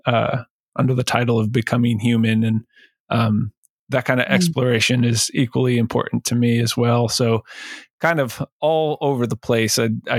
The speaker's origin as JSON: {"language": "English", "region": "Northwest Ohio", "country": "United States", "also_born_or_lived": "California", "moved": "as an adult", "said": "I'm from Northwest Ohio"}